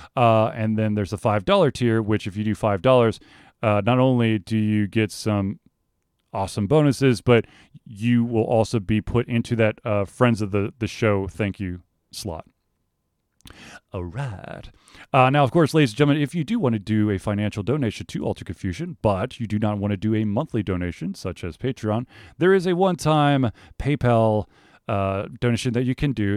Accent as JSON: {"language": "English", "town": "Atlanta", "region": "Georgia", "country": "United States", "tie": "born or raised there", "said": "I grew up in Atlanta."}